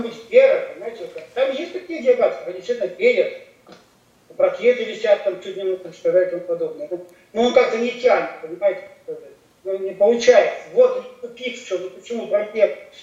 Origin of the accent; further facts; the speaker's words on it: Russian Far East, Russia; я человек не, не, не, не центральной России, я с Дальнего Востока